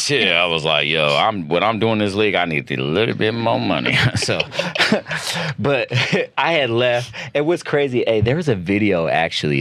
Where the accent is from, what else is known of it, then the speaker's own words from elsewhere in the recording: United States; moved away as an adult; now in Philippines; we're all Filipino Americans